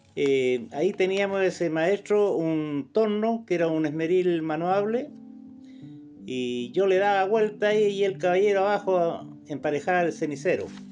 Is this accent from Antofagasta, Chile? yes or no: no; Combarbalá, Coquimbo, Chile; Yo nací acá en Comarolá eh, y soy nacido y criado en este lugar.